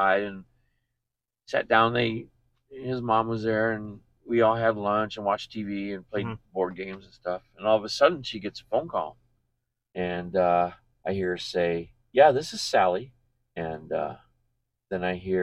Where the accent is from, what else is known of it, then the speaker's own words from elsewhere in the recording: Michigan, United States; I grew up in Michigan